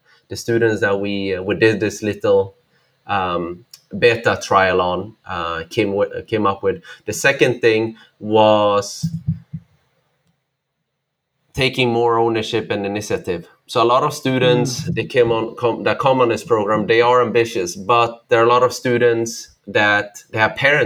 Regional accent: Sweden; moved away; I grew up in Sweden, north of Europe, where there are not a lot of immigrants, not like in the US

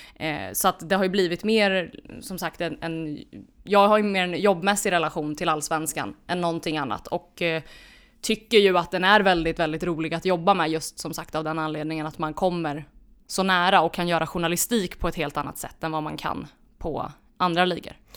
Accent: Örebro, Örebro County, Sweden; jag är örebroare

